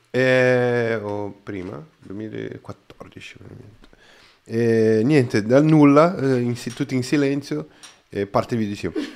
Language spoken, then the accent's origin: Italian; Brazil; Italian is a second language; now in Italy; sono brasiliano